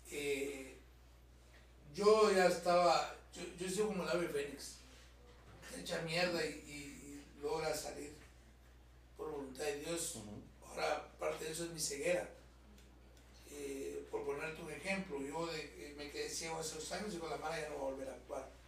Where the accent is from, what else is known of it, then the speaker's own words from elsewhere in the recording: Cuba; yo vengo de Cuba y vengo de una obra que se llama Guatemala